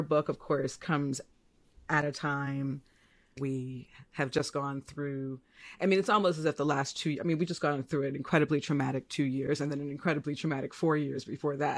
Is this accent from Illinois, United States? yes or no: yes; Chicago, Illinois, United States; I'm a Chicagoan.